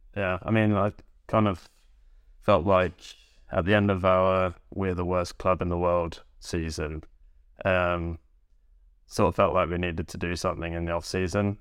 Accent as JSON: {"language": "English", "area": "Northamptonshire / Bedfordshire", "region": "England", "country": "United Kingdom", "also_born_or_lived": "Leighton Buzzard", "moved": "yes", "lives_now": "Norway", "said": "I'm from Northamptonshire slash Bedfordshire"}